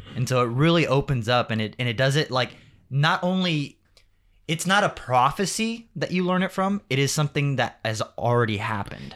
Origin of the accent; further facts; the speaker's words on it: Rialto, California, United States; also born or lived in Riverside, California; I grew up in actually Rialto, but I went to school in Riverside